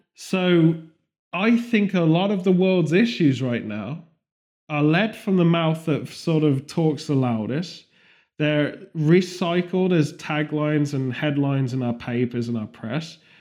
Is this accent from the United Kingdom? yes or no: yes; United Kingdom; as a British person